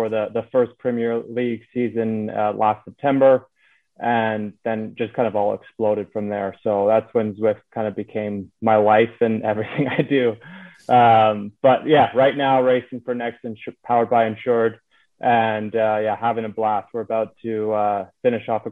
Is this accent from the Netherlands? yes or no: no; Canada; moved away as an adult; also born or lived in Singapore; now in United States; I'm a Canadian that's based out of the US right now.